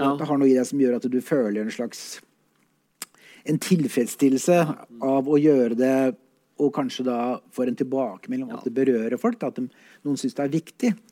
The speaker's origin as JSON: {"language": "Norwegian", "region": "Oslo", "country": "Norway", "said": "jeg kommer fra Veitvet, som er en relativt kjent eh, drabantby i Oslo"}